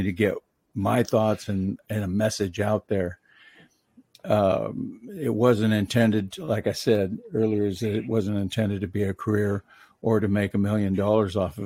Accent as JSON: {"language": "English", "area": "Mendocino County", "region": "California", "country": "United States", "tie": "born or raised there", "also_born_or_lived": "Washington State", "moved": "as an adult", "said": "pretty much all my life up until I was 18, I lived along the coast of Mendocino County in California"}